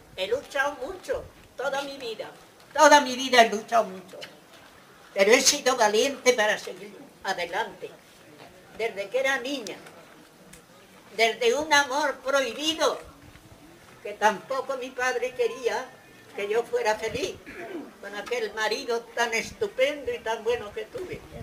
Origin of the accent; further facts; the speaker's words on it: Casas de Garcimolina, Castilla-La Mancha, Spain; now in Barcelona, Spain; Soy de un pueblo de Castilla la Nueva llamada Molina. Hoy vivo en Barcelona y me siento castellana